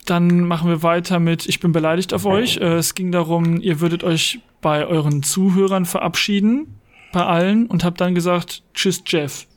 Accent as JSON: {"language": "German", "town": "Hagen", "region": "North Rhine-Westphalia", "country": "Germany", "said": "Ich komme aus Hagen"}